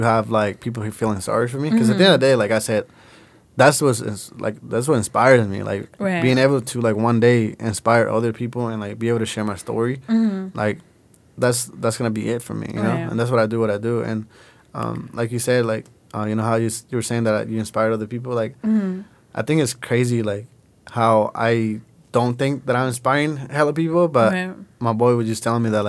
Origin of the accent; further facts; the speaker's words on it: Puerto Vallarta, Jalisco, Mexico; now in United States; I was born in Puerto Vallarta.